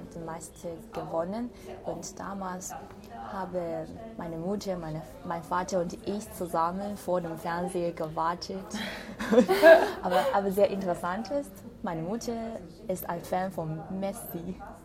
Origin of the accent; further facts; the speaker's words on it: Wuhan, Hubei, China; German is a second language; moved away as an adult; also born or lived in Beijing, China; now in Tübingen, Germany; in meiner Heimatstadt, nämlich Wuhan